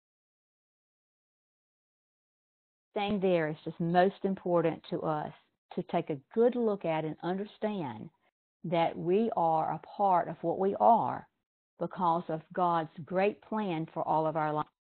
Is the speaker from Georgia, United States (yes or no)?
yes; Douglas, Georgia, United States; I'm from Douglas, Georgia, and that's a little town in South Georgia